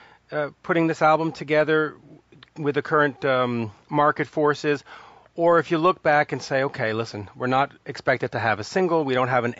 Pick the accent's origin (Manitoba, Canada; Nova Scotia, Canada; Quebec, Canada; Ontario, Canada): Quebec, Canada; Montreal; I'm from Montreal, so from Canada